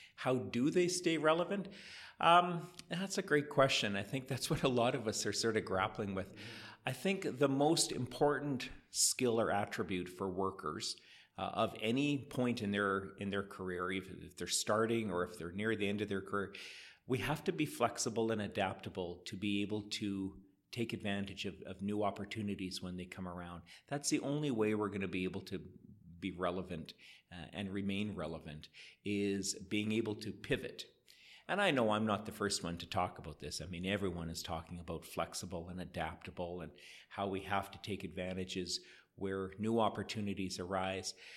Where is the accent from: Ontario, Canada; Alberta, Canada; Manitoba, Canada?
Alberta, Canada; Edmonton; moved away as an adult; now in Calgary, Canada; my hometown of Edmonton